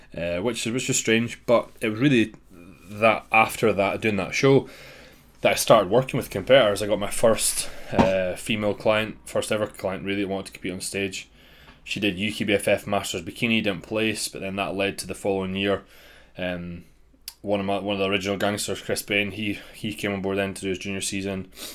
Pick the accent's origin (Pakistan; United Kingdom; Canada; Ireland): United Kingdom; Dundee, Scotland; my hometown, which is Dundee, Scotland.